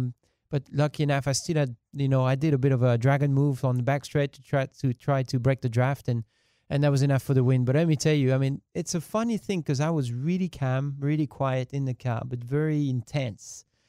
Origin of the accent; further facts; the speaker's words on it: France; first language French; English is a second language; moved away; My hometown only holds 6,000 people.